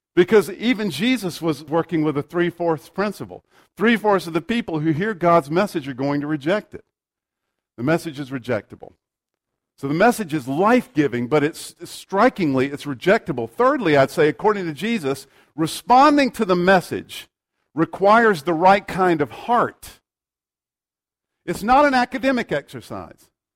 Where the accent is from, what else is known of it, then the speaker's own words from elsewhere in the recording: United States; we have the right as American citizens